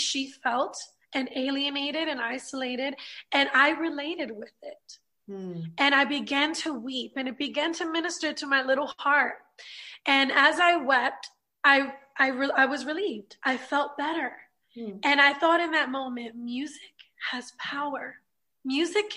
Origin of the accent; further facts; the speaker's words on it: New York City, New York, United States; now in Orlando, United States; I'm from Brooklyn, New York, born and raised, and I grew up in a Puerto Rican home